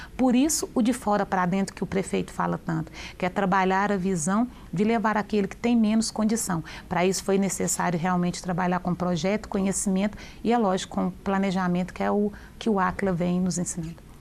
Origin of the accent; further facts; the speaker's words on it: Divinópolis, Minas Gerais, Brazil; also born or lived in Brumadinho; Quando eu fui morar em Divinópolis, eu ia fazer sete anos, eu fui morar na região mais pobre